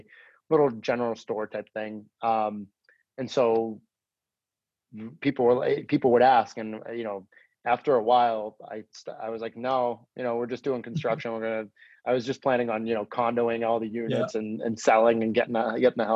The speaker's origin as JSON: {"language": "English", "town": "Lynnfield", "region": "Massachusetts", "country": "United States", "tie": "born or raised there", "said": "I grew up in Linfield"}